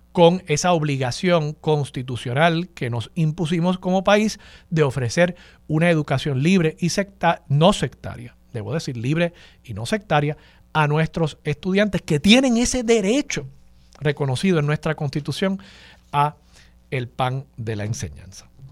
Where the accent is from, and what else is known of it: Puerto Rico